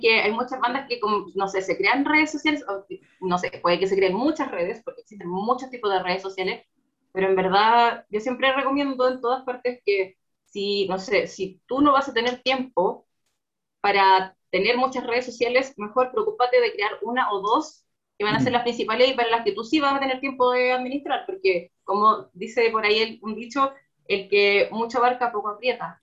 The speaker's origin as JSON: {"language": "Spanish", "town": "Concepción", "region": "Biobío", "country": "Chile", "moved": "as an adult", "lives_now": "Santiago, Chile", "said": "soy de Conce, ahí estudié"}